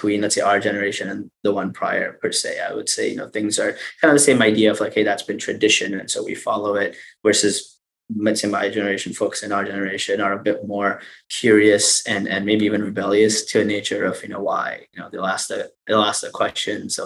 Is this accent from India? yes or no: yes; India; I come from India